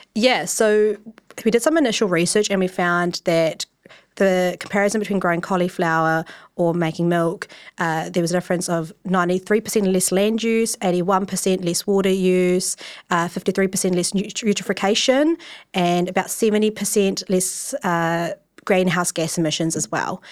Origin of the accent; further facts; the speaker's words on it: Wellington, New Zealand; I'm from Wellington, and I grew up you know, typical Asian child, grew up in my pa-, dad's takeaway